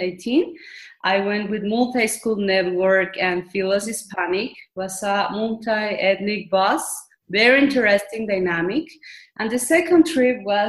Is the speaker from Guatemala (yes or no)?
yes; Guatemala; also born or lived in United States; I am from Guatemala, but I'm dual nationality too. I'm American too. I born in the United States. They have lived almost all my life in Guatemala, Central America. I was raised here